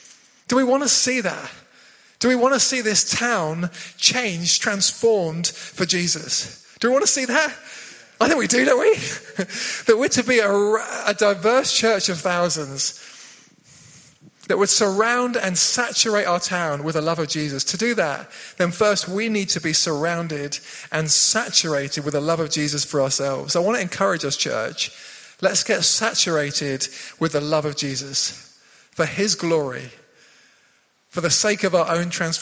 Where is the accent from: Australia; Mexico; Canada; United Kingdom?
United Kingdom; South West England; now in High Wycombe, United Kingdom; We'd come from Cornwall. Love growing up in Cornwall. Beautiful down there by the sea.